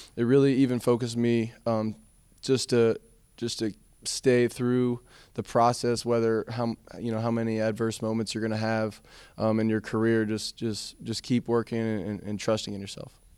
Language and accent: English; South Florida, United States; come from South Florida